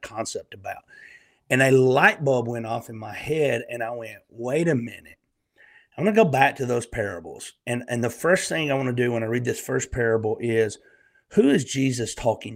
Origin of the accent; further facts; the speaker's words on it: Northeast Alabama, United States; accent: Southern; also born or lived in Eastern Tennessee; now in Tennessee, United States; I'm a Southern country boy, born and raised in Northeast Alabama, and I live in Eastern Tennessee in the Great Smoky Mountains.